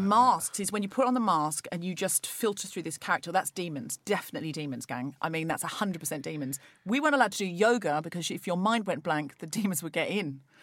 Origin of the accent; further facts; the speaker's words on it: Australia; now in London, United Kingdom; I was brought up Church of England, a perfectly standard, uh, you know, experience as an Australian